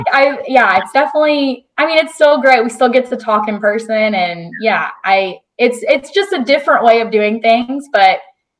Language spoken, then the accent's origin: English; Texas, United States; I'm from Texas, grew up kind of in Texas. So I love Tex-Mex and authentic Mexican food.